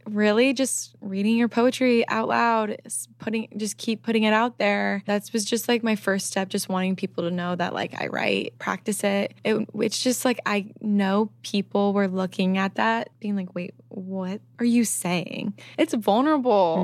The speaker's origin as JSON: {"language": "English", "region": "Midwest", "country": "United States", "said": "I'm from the Midwest"}